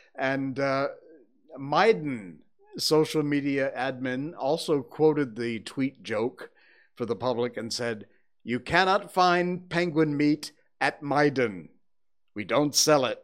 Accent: Connecticut, United States; now in Malaysia; When I was growing up in Connecticut

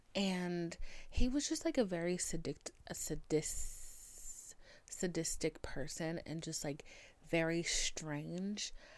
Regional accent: United States; I'm American

